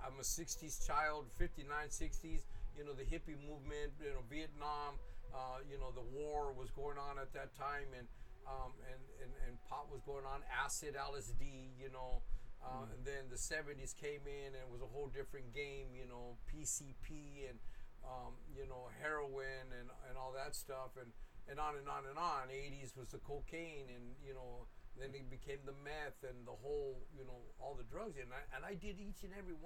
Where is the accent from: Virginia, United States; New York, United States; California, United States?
California, United States; Los Angeles; I grew up right there in Boyle Heights, right there on Soto and Wabash